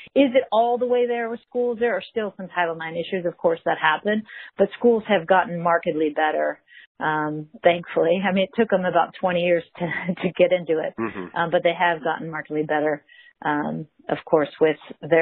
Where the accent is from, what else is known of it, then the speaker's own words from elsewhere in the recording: Mission Viejo, California, United States; now in San Clemente, United States; I grew up in Mission Viejo